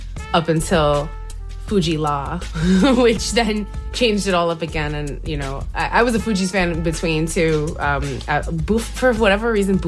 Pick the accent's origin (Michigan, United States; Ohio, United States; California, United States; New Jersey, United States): New Jersey, United States; I'm from Jersey.